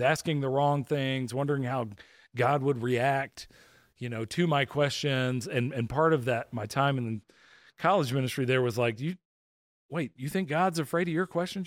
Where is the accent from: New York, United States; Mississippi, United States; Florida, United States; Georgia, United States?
Georgia, United States; just outside of Atlanta; I grew up just outside of Atlanta